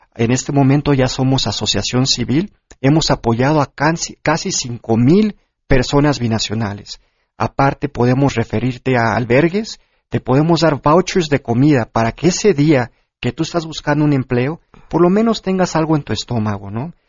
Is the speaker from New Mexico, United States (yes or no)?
no; Corpus Christi, Texas, United States; moved away as an adult; now in Mexico City, Mexico; Yo nací en la Ciudad de México. Y a los cuatro años llegué a Corpus Christi, Texas, donde prácticamente viví toda mi